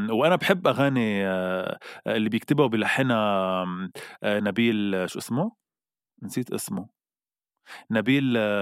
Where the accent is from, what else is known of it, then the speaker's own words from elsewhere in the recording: Lebanon; نحن كلبنانيه